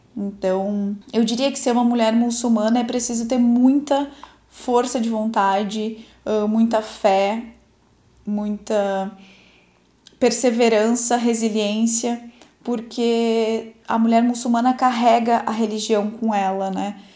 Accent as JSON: {"language": "Portuguese", "country": "Brazil", "tie": "born or raised there", "said": "Nasci no Brasil, mas dentro de uma família muçulmana"}